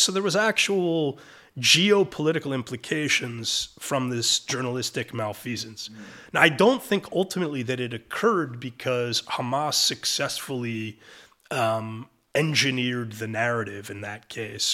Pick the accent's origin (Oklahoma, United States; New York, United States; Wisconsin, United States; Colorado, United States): New York, United States; New York City; moved away as an adult; now in Israel; I'm a Brooklyn boy and I'm, I'm an American.